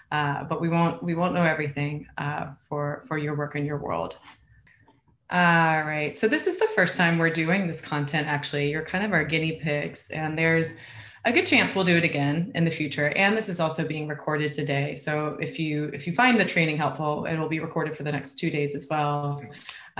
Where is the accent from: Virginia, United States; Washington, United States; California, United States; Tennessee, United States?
Virginia, United States; moved away as an adult; also born or lived in Seattle / New York; now in Los Angeles, United States; I'm from Virginia. I went to grad school and worked in Seattle and then New York